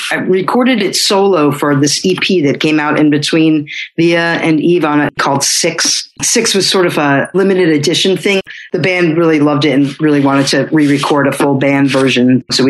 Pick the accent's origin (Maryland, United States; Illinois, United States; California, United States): Maryland, United States; Silver Spring; my adolescent years growing up in Silver Spring. We spent a lot of time in the woods and a lot of time by Northwest Branch.